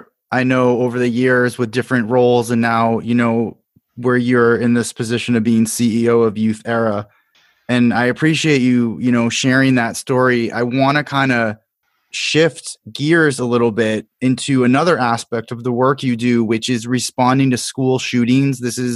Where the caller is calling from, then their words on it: Miami, Florida, United States; You know, I'm recording from Miami, Florida, and not that long ago, there was a major shooting not too far north of here in Parkland.